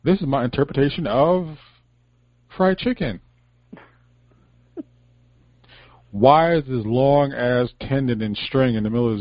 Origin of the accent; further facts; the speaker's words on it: Connecticut, United States; I'm from Connecticut